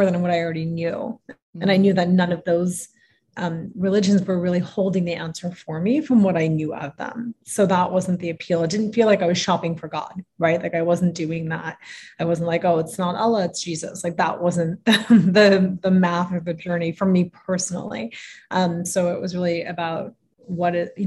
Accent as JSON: {"language": "English", "country": "United States", "tie": "born or raised there", "said": "especially as a first generation immigrant, I grew up in the States"}